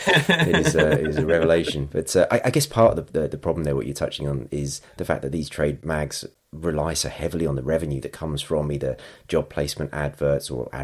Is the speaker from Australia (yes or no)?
no; United Kingdom; We're very British